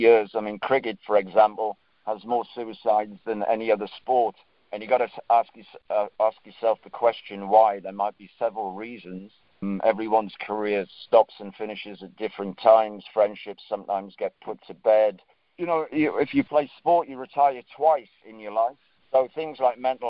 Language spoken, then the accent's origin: English; Northumberland, North East England, United Kingdom; I'm from Northumberland. Northumberland has got more castles per square mile than anywhere else in Europe